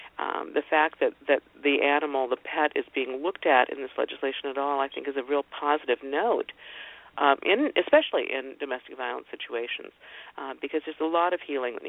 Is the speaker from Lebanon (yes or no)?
no; Canada; I'd vote for this, but I'm Canadian.